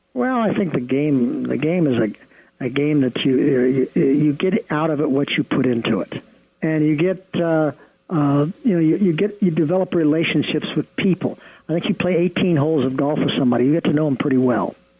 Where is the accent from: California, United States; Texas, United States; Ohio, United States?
Ohio, United States; my wife and I grew up in the Midwest in Ohio